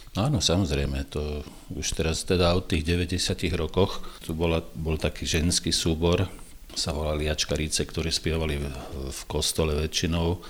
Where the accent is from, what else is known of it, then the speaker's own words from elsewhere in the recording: Bratislava, Bratislava Region, Slovakia; first language Croatian; Slovak is a second language; vyrastali sme tu v Jarovciach